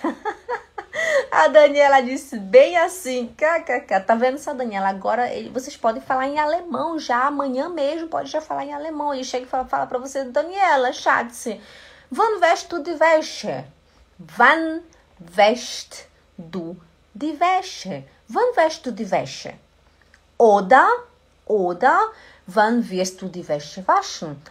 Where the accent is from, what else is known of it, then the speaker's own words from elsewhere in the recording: Belém, Pará, Brazil; first language Portuguese; moved away as an adult; now in Switzerland; eu sou de Belém do Pará. Lá no Belém do Pará a gente fala rasti, é, ti, né? Tia, em vez de ser tia, né? Bom dia, em vez de bom dia. Esse é o meu, o meu é, sotaque